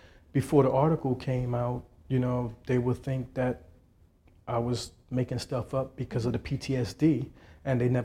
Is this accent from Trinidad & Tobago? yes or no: yes; Trinidad & Tobago; now in United States; I'm from Trinidad.